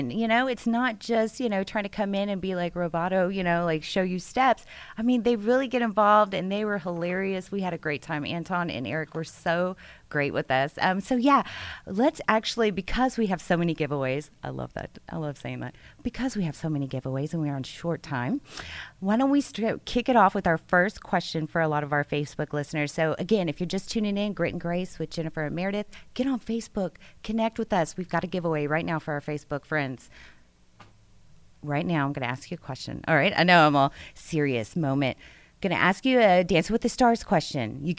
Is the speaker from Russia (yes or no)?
yes; Russia; also born or lived in New Jersey; now in Texas, United States; I'm from Russia.